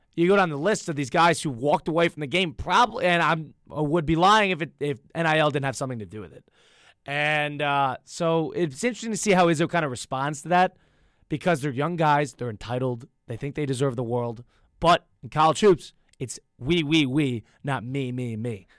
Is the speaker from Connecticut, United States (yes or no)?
yes; Connecticut, United States; I'm from Connecticut